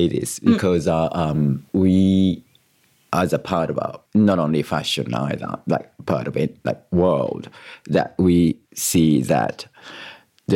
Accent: Kyoto, Japan; English is a second language; moved away as an adult; also born or lived in Surry Hills, Australia / Marrickville, Australia; now in Sydney, Australia; growing up in Kyoto

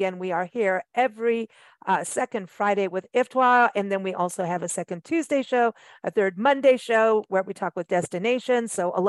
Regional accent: South Africa; also born or lived in Kenya / England; I mean, I grew up in South Africa and Kenya and England.

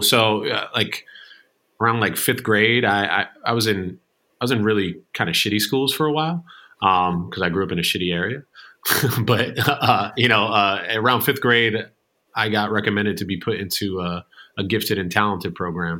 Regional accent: New Jersey, United States; also born or lived in Manhattan, New York; Born and raised in New Jersey

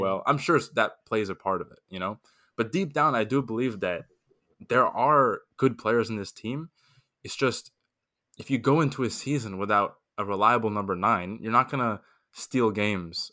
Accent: Miami, Florida, United States; I'm from Miami, so LeBron played for my team, the Heat, for four years

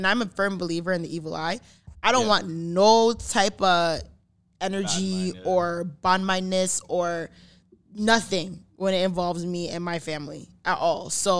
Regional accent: Brampton, Ontario, Canada; also born or lived in Caledon, Ontario; Because I am from Brampton.

